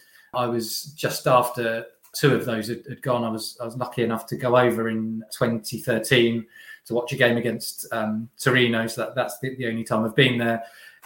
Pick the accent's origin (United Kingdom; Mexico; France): United Kingdom; England; So, growing up in England, Diego Maradona doesn't have the greatest of names in England